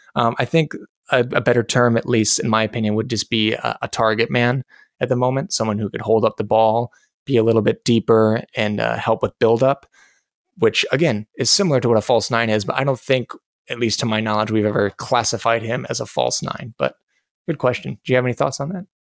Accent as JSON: {"language": "English", "country": "United States"}